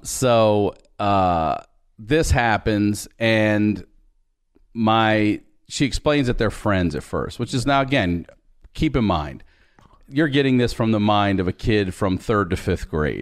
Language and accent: English; Baltimore, Maryland, United States; I'm originally from Baltimore. Grew up out in the county.